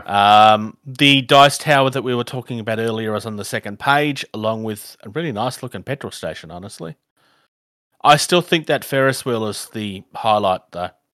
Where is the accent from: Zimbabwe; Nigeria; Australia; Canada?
Australia; I'm from Australia